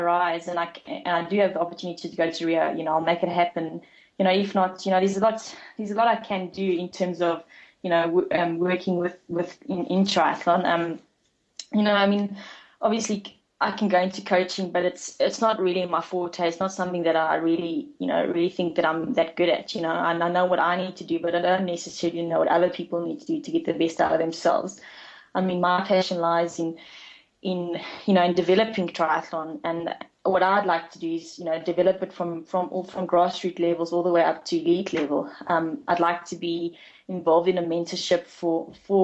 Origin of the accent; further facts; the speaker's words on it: Bloemfontein, Free State, South Africa; growing up here, going to UNICE throughout, you know, from grade one to, you know, all the way through to matric